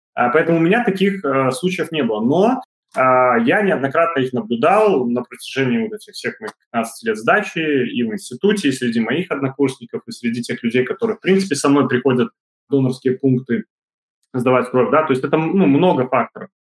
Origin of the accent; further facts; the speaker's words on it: Belarus; у нас в Беларуси